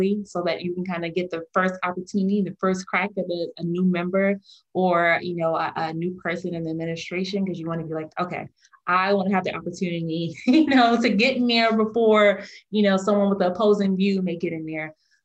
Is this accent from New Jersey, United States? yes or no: yes; Newark, New Jersey, United States; I grew up in New Jersey, I'm from the Garden State, but I grew up in, you know, a very metropolitan area of town, from Newark, New Jersey